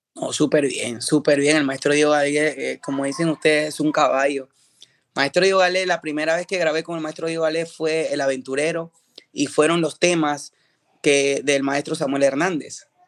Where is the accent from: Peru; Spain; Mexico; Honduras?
Peru; now in United States; estoy regresando a mi país, a mi país de origen, Perú